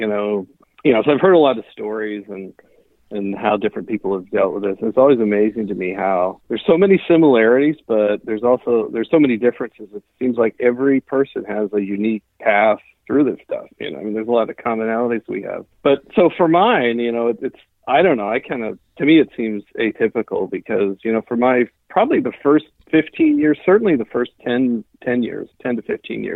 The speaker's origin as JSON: {"language": "English", "region": "Pennsylvania", "country": "United States", "moved": "yes", "lives_now": "Seattle, United States", "said": "I'm originally from Pennsylvania, really super small town of about 200 people."}